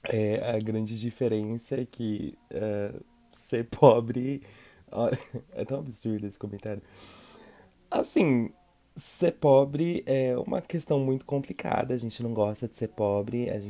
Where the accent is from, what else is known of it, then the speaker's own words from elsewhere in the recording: São Paulo, Brazil; Eu tenho 27 anos e eu sou de São Paulo aqui